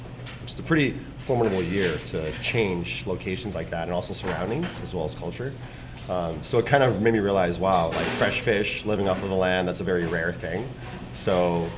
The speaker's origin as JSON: {"language": "English", "town": "Hilo", "region": "Hawaii", "country": "United States", "tie": "born or raised there", "also_born_or_lived": "Boston", "moved": "yes", "lives_now": "San Francisco, United States", "said": "I'm actually was born and raised on the Big Island of Hawaii in Hilo."}